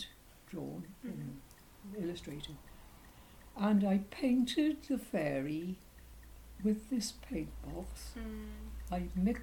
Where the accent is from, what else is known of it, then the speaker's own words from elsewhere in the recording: Wales, United Kingdom; also born or lived in Fishguard; I was born in Fishguard, but then because my father was in mining, I was brought up in the mining valleys